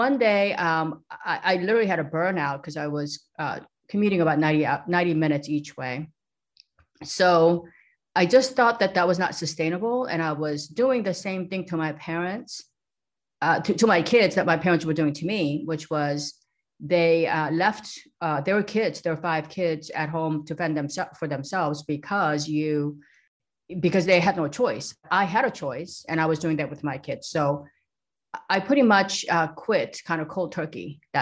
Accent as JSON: {"language": "English", "country": "South Korea", "tie": "born or raised there", "moved": "yes", "lives_now": "San Diego, United States", "said": "I grew up in South Korea in a very small, sleepy little town by the beach, a seaside"}